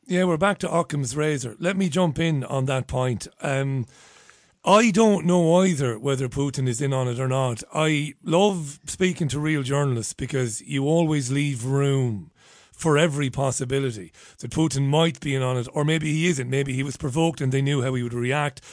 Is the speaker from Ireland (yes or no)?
yes; Ireland; as an Irishman